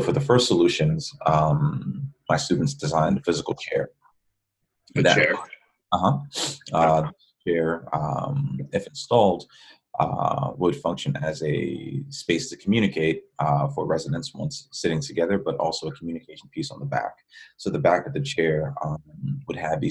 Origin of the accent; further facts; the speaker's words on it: New York City, New York, United States; moved away as an adult; also born or lived in Ohio; now in Texas, United States; I'm originally a New Yorker. I grew up in the Bronx.